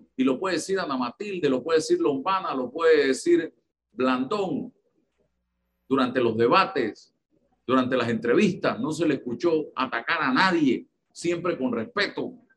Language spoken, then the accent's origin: Spanish; Panama; estoy hablando como panameño